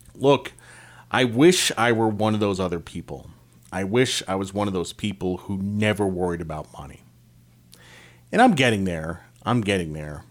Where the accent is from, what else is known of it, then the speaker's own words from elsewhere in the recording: Eastern Connecticut, United States; I grew up in Eastern Connecticut.